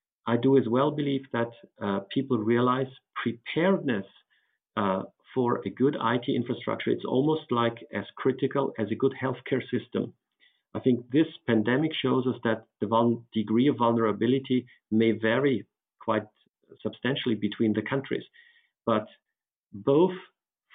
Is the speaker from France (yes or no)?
no; Austria; my home country, Austria